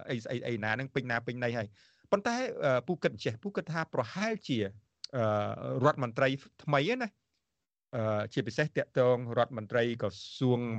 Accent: Cambodia; moved away; យើងជា ខ្មែរតារាជាខ្មែរទោះបីជាយើងនៅក្រៅប្រទេសក៏ដោយ

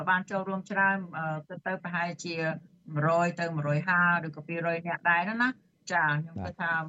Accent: Cambodia; now in United States

